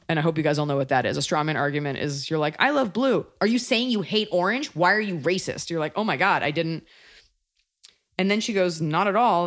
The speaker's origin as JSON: {"language": "English", "country": "United States", "said": "as an American"}